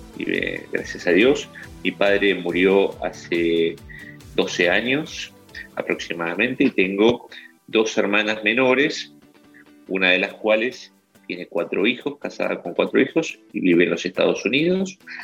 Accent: Argentine interior, Argentina; moved away as an adult; now in Buenos Aires, Argentina; nací en la ciudad de Buenos Aires, soy de familia del interior. Siendo chico me fui eh, junto con mi familia a vivir a aquel lugar del interior donde terminé mis estudios secundarios

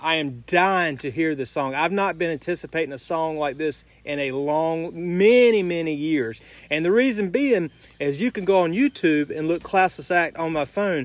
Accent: United States; I'm American

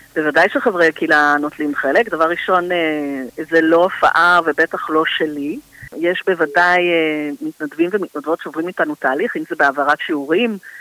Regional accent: Tel Aviv, Tel Aviv District, Israel; also born or lived in Holon; אני תל אביבית במקור

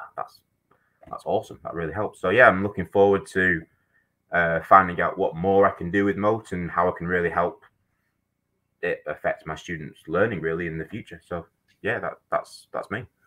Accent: Manchester, North West England, United Kingdom; moved away as an adult; now in New Zealand; I'm actually from Manchester in England

